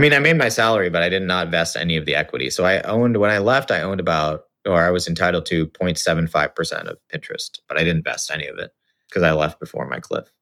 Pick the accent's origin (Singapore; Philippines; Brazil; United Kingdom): Singapore; moved away as an adult; also born or lived in Los Angeles, United States; I grew up in Singapore. um, to sort of Indian parents